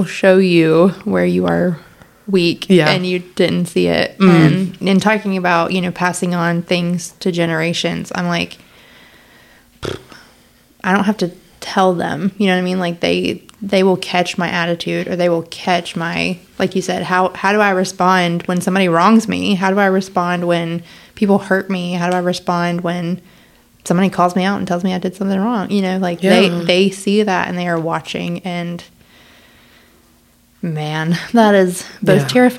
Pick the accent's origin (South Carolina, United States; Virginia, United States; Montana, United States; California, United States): South Carolina, United States; I'm from South Carolina.